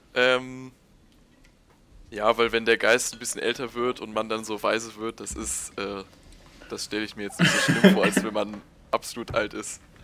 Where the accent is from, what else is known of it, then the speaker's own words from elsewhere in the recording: Hamburg, Germany; moved away as an adult; now in Aachen, Germany; ich komme eigentlich aus Hamburg